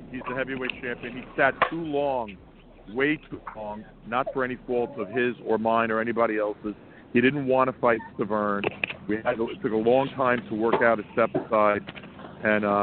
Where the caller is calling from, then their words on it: Sea Cliff, New York, United States; I'm calling from a dog park in Sea Cliff, New York.